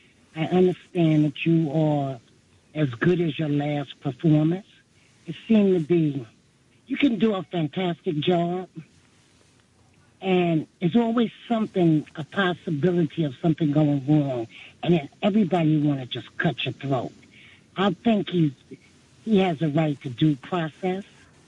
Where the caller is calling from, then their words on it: New York City, New York, United States; I'm from Brooklyn, New York.